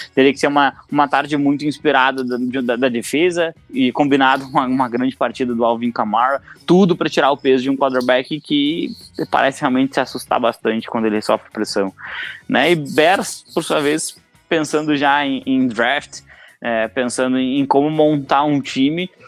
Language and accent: Portuguese; Brazil; nós, como brasileiros